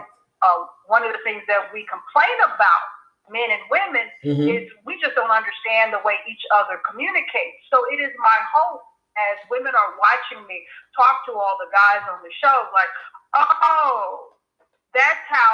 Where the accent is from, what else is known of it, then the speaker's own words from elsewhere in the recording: North Carolina, United States; I'm from North Carolina, that's where I was born, so I have a southern background